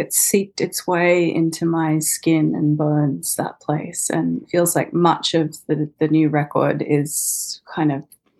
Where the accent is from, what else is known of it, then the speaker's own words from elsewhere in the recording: Sydney, New South Wales, Australia; I was born in Sydney and grew up kind of there between, you know, like on the coast and mm-hmm. in the city